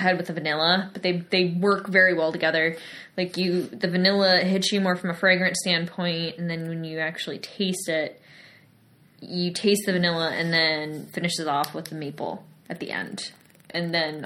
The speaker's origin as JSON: {"language": "English", "town": "Webster", "region": "New York", "country": "United States", "tie": "born or raised there", "said": "Knucklehead Craft Brewing in Webster, New York. So for me, it's my hometown beer. It's literally brewed minutes from where we're sitting at the moment"}